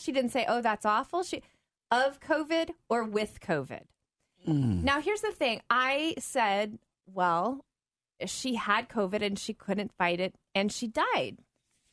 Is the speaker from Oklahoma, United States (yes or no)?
yes; Oklahoma, United States; moved away; also born or lived in Georgia; I grew up in the South, Oklahoma, Georgia